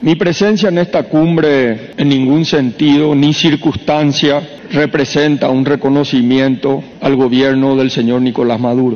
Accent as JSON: {"language": "Spanish", "country": "Uruguay"}